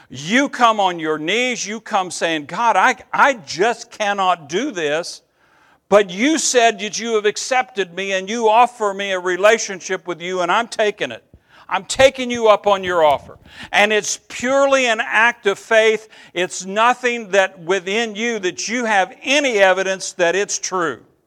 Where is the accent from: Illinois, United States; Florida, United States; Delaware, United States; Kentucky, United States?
Kentucky, United States; Eastern; I'm from Eastern Kentucky